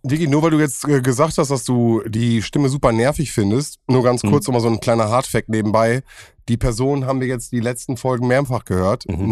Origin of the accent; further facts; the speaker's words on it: Bielefeld, North Rhine-Westphalia, Germany; bei uns in Sennestadt